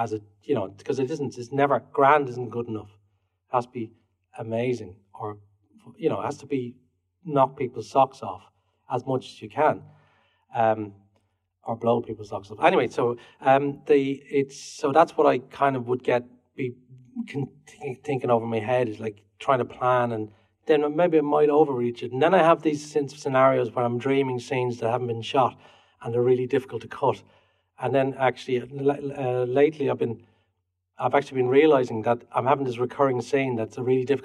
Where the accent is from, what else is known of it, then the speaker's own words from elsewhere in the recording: Ireland; moved away; I'm Irish